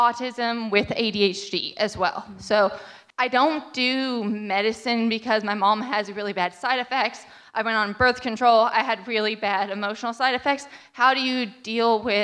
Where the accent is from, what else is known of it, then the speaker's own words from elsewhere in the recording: Sacramento, California, United States; now in Cookeville, United States; I live in Cookeville, but I'm originally from Northern California, Sacramento area